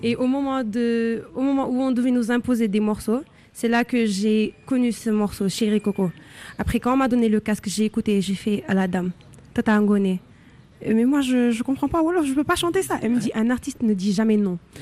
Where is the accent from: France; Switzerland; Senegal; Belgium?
Senegal; born or raised there